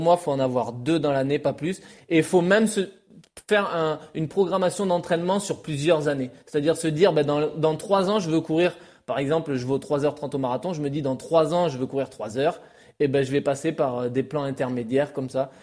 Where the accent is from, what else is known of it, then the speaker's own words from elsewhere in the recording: France; en tant que Français